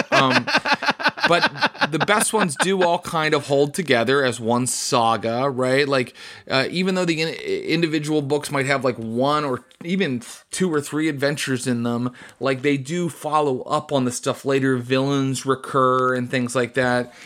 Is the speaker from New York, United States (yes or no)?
no; West Virginia, United States; where I grew up, West Virginia